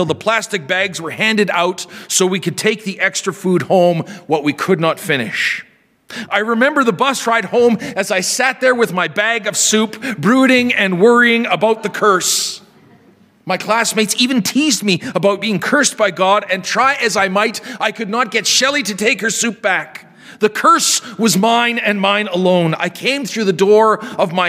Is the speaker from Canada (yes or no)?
yes; near the Sakimay Indian Reserve, Saskatchewan, Canada; we were invited out to the Sacamay Indian Reserve near my hometown